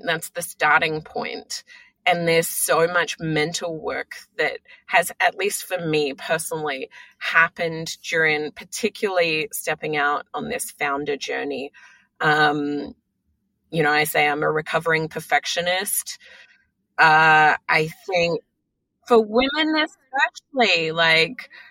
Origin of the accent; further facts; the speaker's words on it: Australia; now in United States; I'm Australian, but, you know, born and raised in Australia